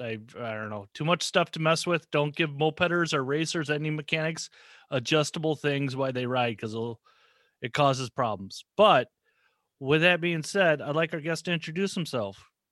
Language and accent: English; Minnesota, United States; I'm from Minnesota